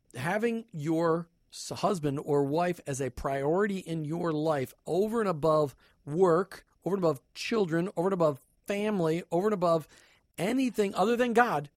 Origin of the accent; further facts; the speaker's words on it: Minnesota, United States; moved away; I'm from Minnesota.